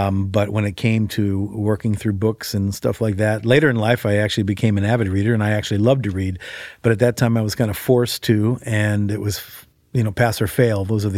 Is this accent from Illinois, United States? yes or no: yes; Chicago, Illinois, United States; I grew up in Chicago, and I wasn't a believer, and so I grew up in a pretty secular environment, big city, big high school, 4,000 kids